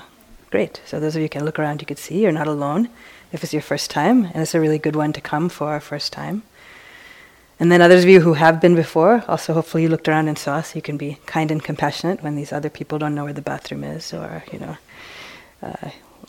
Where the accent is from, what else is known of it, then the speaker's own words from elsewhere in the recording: East Coast, United States; now in San Francisco, United States; I've come from San Francisco. But I grew up on the East Coast